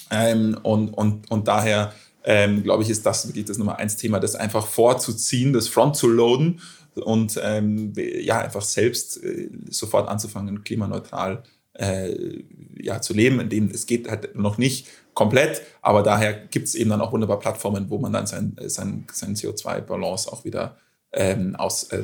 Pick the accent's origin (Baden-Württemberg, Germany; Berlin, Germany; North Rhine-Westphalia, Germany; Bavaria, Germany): Bavaria, Germany; Munich; ansonsten klar, FC Bayern, da wo ich herkomme.